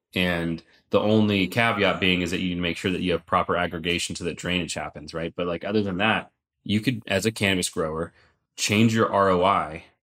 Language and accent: English; Sonoma County, California, United States; I grew up in Sonoma County